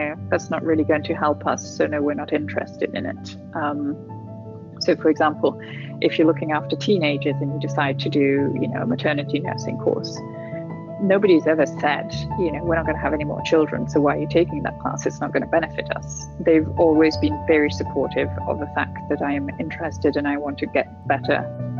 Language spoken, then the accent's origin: English; Italy; moved away as an adult; also born or lived in Turkey; So my mum's English, my dad's Italian. I was born in Italy. We moved around Italy until I was 8. Then we moved to Turkey for 3 years, then back to Italy. I finished high school in Italy and then came to the UK